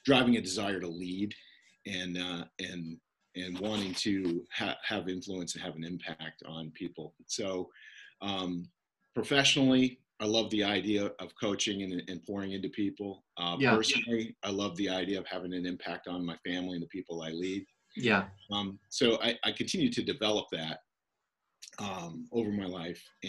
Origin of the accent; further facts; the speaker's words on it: Northern Maine, United States; accent: Canadian; moved away; So I'm from Northern Maine. You're going to hear a Canadian accent in my outside a little bit. I grew up 30 minutes from Canada